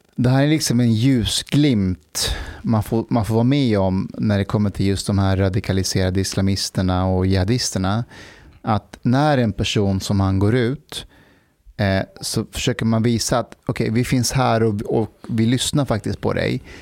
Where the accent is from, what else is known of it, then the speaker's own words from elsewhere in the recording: Afghanistan; now in Sweden; ett land jag bor i. Mm. De var ju i Afghanistan